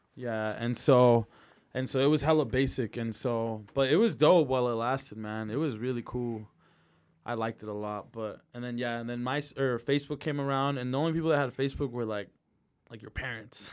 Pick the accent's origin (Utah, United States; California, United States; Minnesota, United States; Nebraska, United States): Utah, United States; Midvale; I grew up in Midvale